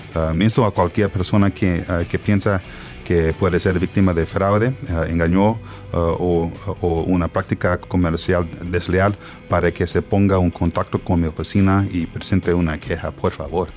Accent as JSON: {"language": "Spanish", "town": "Dallas", "region": "Texas", "country": "United States", "tie": "born or raised there", "also_born_or_lived": "Puebla, Mexico", "second_language": "Spanish", "moved": "yes", "said": "yo nací en Dallas, Texas"}